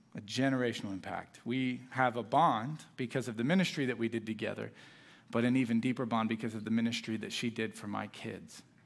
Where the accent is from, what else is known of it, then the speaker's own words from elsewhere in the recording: South Florida, United States; moved away as an adult; also born or lived in Orlando, Florida / Illinois; I was a Miami Heat fan growing up in South Florida